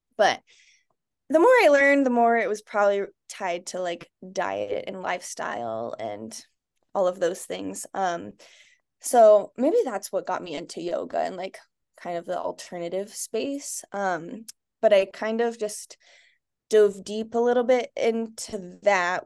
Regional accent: Litchfield Park, Arizona, United States; I grew up in Arizona. I grew up actually in Litchfield, which is where I live now with my son and husband.

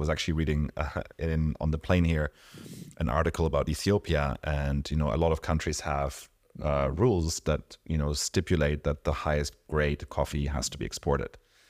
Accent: Mexico; born there; But I was born in Mexico. I go back almost every year.

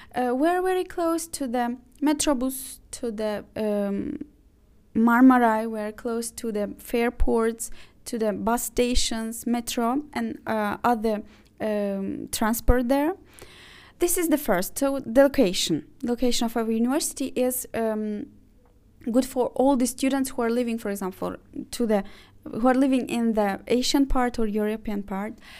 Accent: Ukraine; first language Azerbaijani, Russian, Ukrainian; English is a second language; moved away as an adult; also born or lived in Azerbaijan / Baku, Azerbaijan; now in Istanbul, Turkey; I was from Azerbaijan, but I used to live uh, most of my life in Ukraine.

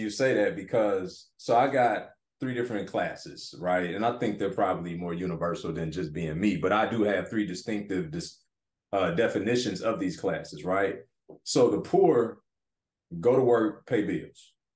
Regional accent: Detroit, Michigan, United States; moved away as an adult; Growing up in Detroit inner city

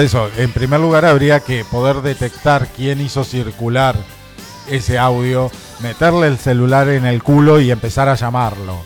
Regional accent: Argentina; vivir en un país como Argentina, tan anormal

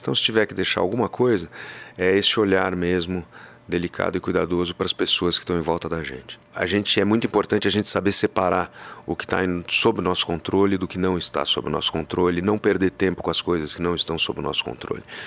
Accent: Pantanal of Mato Grosso, Brazil; moved away; quando era moleque, no Pantanal de Mato Grosso, onde eu morei

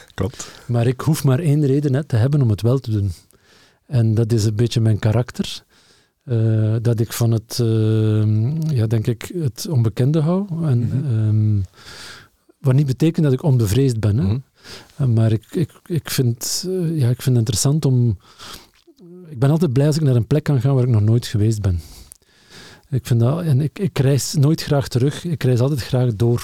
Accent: Lokeren, Flanders, Belgium; ik ben opgegroeid in Lokeren.

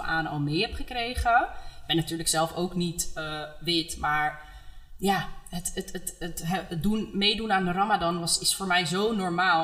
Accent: Amsterdam, North Holland, Netherlands; Ik ben opgegroeid in Amsterdam Oud-West.

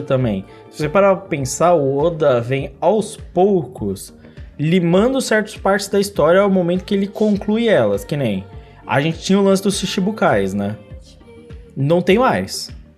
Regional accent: São Paulo, Brazil; eu sou de São Paulo

